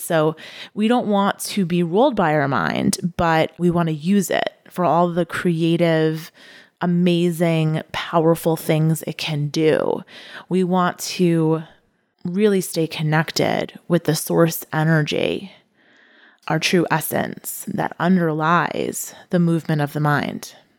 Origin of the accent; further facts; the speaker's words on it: United States; as an American